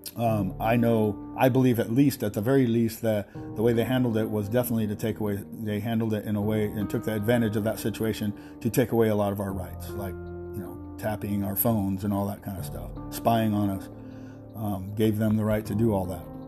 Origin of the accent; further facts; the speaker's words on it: United States; We're still American citizens